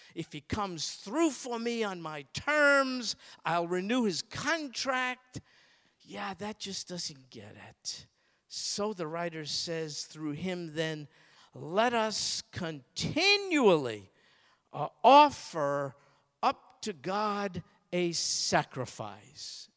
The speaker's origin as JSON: {"language": "English", "country": "United States", "said": "I'm an American."}